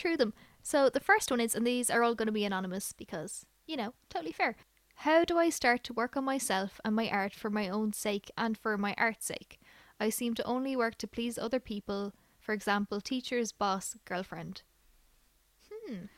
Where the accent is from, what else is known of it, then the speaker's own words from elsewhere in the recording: Ireland; we're Irish